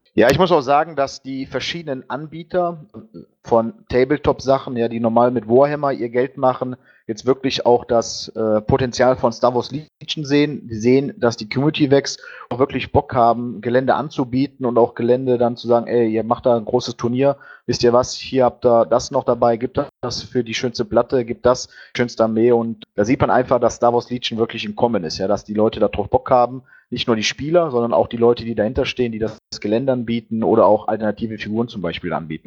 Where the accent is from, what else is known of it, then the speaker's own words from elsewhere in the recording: Mönchengladbach, North Rhine-Westphalia, Germany; ich komme aus Mönchengladbach, aus dem Niederrhein